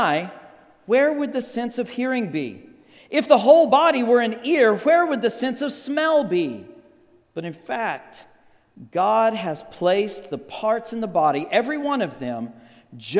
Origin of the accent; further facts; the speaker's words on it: Texas Panhandle, United States; now in Scottsdale, United States; I grew up in the Texas Panhandle